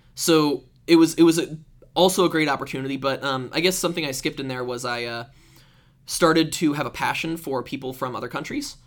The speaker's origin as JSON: {"language": "English", "region": "Iowa", "country": "United States", "tie": "born or raised there", "said": "I grew up in Iowa"}